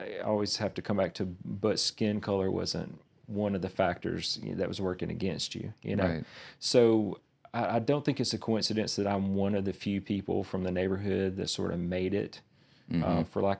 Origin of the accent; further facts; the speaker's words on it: Verona, United States; So I grew up on Martin Luther King Drive in a little town called Verona. And so it's very much a marginalized part of town